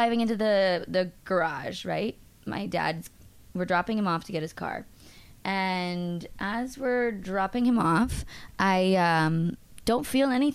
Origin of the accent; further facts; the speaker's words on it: Massachusetts, United States; I'm from Massachusetts